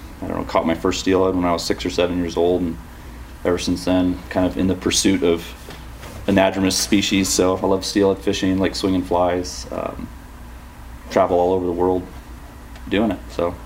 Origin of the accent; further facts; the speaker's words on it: Eastern Washington, United States; I grew up in Eastern Washington, just like Ted.